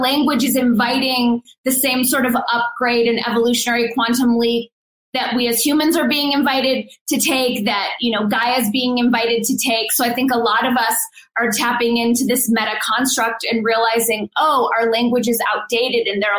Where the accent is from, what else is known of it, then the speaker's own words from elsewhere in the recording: Los Angeles, California, United States; moved away as an adult; also born or lived in northern New Mexico; now in New Mexico, United States; But I was born and raised in Los Angeles, and that's where I grew up